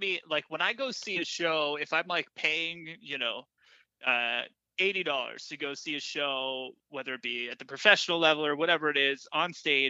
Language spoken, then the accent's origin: English; California, United States; When I grew up in California